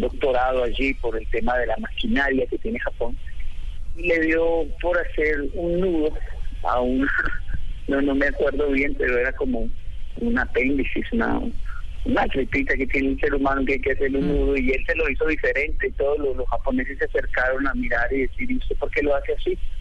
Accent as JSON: {"language": "Spanish", "region": "Bogotá", "country": "Colombia", "tie": "born or raised there", "also_born_or_lived": "Japan / Panama / Costa Rica / Tolima", "moved": "yes", "said": "yo soy de Ciudad Bolívar. Soy del barrio San Francisco. Eh, nací crecí en este lugar"}